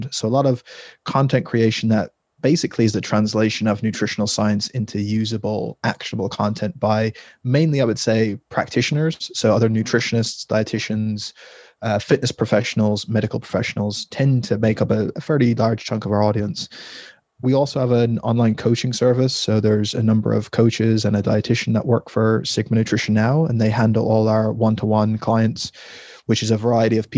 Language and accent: English; Ireland; So uh, I am Irish, living in Ireland.